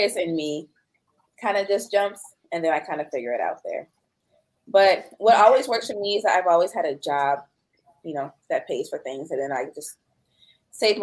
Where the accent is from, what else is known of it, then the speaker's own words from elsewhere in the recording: Chicago, Illinois, United States; moved away as an adult; also born or lived in Hawaii; now in Dallas, United States; I'm in Dallas, Texas right now. And I'm from Chicago